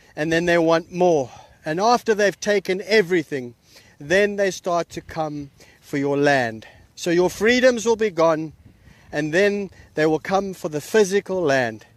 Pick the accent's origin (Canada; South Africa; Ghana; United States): South Africa; I come from South Africa, which is a communist country